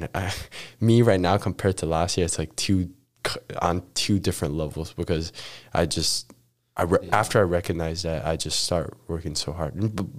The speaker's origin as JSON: {"language": "English", "country": "Macau", "tie": "born or raised there", "moved": "yes", "said": "I have Macau passport."}